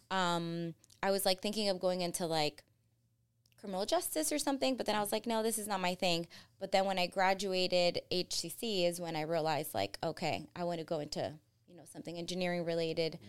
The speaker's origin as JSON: {"language": "English", "region": "Florida", "country": "United States", "tie": "born or raised there", "also_born_or_lived": "Colombia / New Jersey", "said": "We packed up all of our stuff and moved down to Florida"}